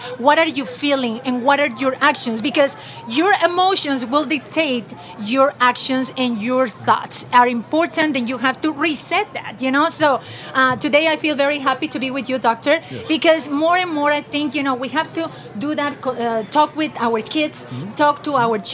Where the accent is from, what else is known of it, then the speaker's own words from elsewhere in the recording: Peru; moved away as an adult; now in United States; I'm originally from Peru